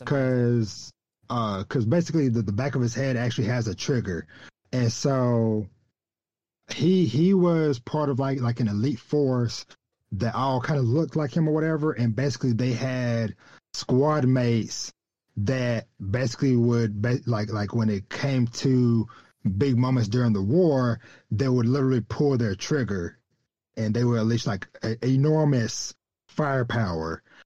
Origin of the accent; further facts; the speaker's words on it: Texas, United States; my hometown that I came from very small country town in the deep woods uh, of of Texas